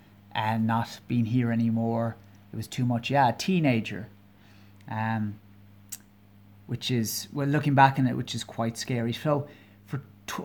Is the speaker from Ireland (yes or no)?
yes; County Kerry, Munster, Ireland; now in Dublin, Ireland; I'm Irish, I'm from Ireland, I'm originally from a county called Kerry. So there might be a twinge to my accent, and I'm living in Dublin, the capital.